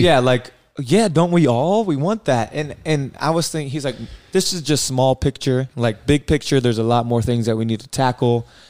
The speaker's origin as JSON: {"language": "English", "town": "Columbia", "region": "South Carolina", "country": "United States", "tie": "born or raised there", "said": "I grew up in Columbia, South Carolina"}